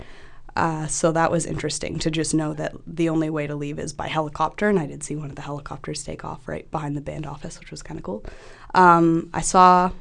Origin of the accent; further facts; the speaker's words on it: Toronto, Ontario, Canada; I'm from Toronto